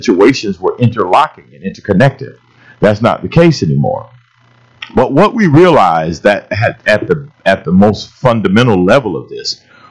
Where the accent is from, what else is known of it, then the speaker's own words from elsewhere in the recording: St. Petersburg, Florida, United States; growing up in St. Petersburg